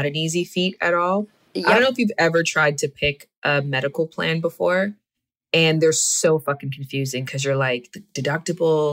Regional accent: Canada; moved away as an adult; I'm from Canada

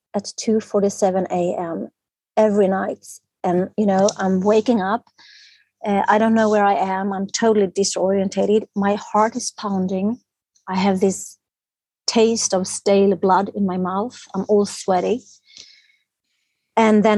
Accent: Stockholm, Stockholm County, Sweden; I'm from Sweden, Stockholm, the capital of Sweden.

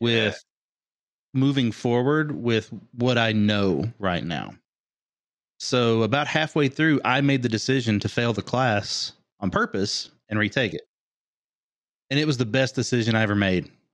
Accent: Kentucky, United States; moved away as an adult; also born or lived in Orlando; growing up in Kentucky

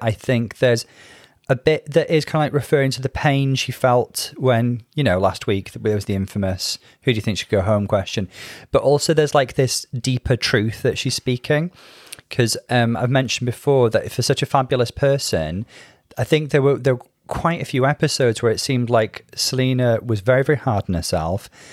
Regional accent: United Kingdom; being British

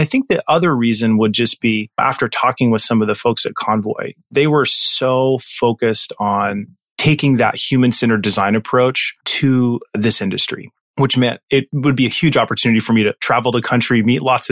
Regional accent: Northern Nevada, United States; also born or lived in Southwest Virginia; I spent most of my childhood in Northern Nevada

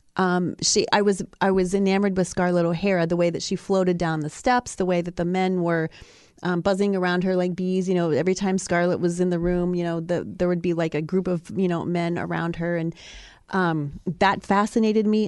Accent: Ohio, United States; I grew up in Ohio

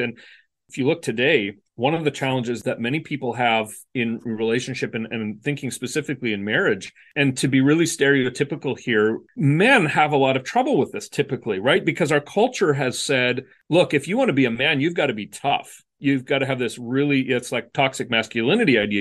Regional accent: Canada; moved away as an adult; also born or lived in West Michigan; where I grew up in Canada

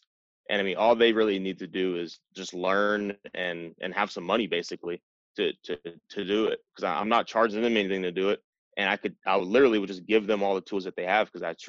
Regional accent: Cleveland, Ohio, United States; moved away as an adult; also born or lived in Harker Heights, Texas; now in Germany; I'm from Cleveland, Ohio. My mom rented her whole life. We were on Section 8 and stuff like that.

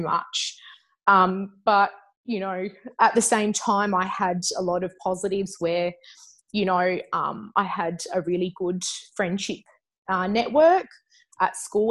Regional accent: Adelaide, South Australia, Australia; I'm an Adelaide girl. Um, so I grew up there.

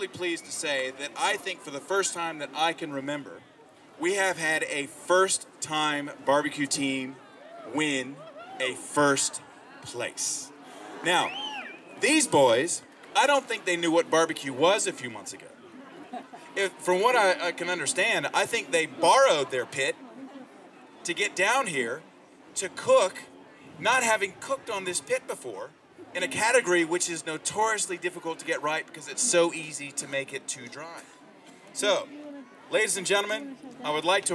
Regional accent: Tennessee, United States; now in Australia; I'm a boy from Tennessee

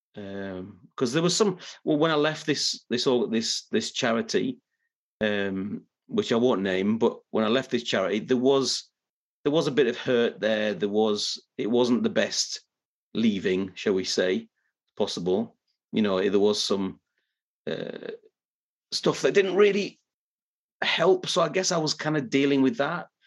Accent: Middlesbrough, North East England, United Kingdom; now in Yorkshire, United Kingdom; I'm not originally from Yorkshire. I'm originally from a little bit further north and northeast, a place named Middlesbrough in the northeast of England

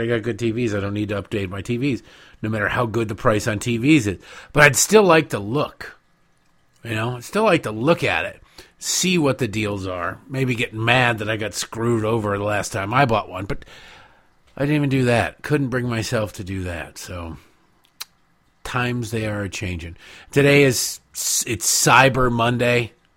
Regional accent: United States; I'm an American

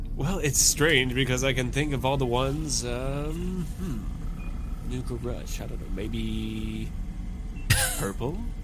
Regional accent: United States; I'm American

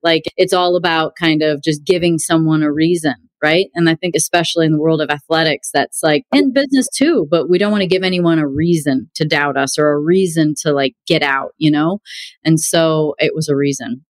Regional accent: Illinois, United States; also born or lived in Wisconsin; I grew up in Illinois. I was born in Wisconsin, but we lived like 1.8 miles from the border of Wisconsin

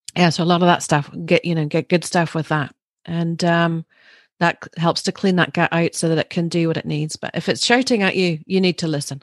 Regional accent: Larne, Northern Ireland, United Kingdom; I grew up through maybe a safer, slightly time, um, although it was right in the middle of the troubles, but, uh, we were in Larne

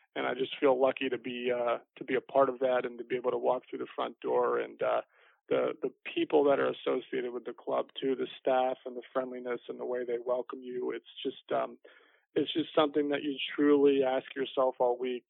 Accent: Fort Lauderdale, Florida, United States; my hometown

